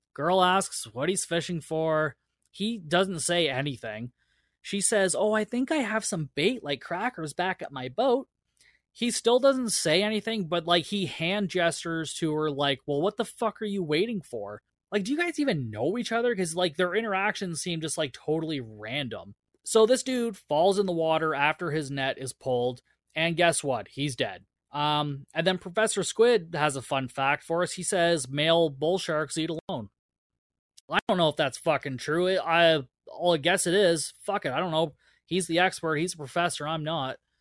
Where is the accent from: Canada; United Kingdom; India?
Canada; I'm Canadian